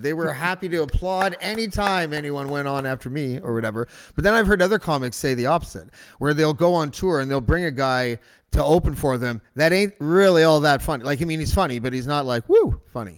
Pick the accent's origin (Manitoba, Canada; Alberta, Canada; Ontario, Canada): Ontario, Canada; Whitby; I grew up in Whitby